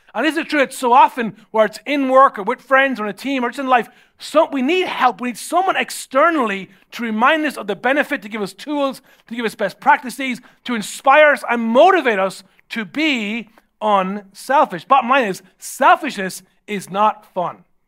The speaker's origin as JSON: {"language": "English", "country": "Ireland", "tie": "born or raised there", "said": "normally how I was raised in Ireland"}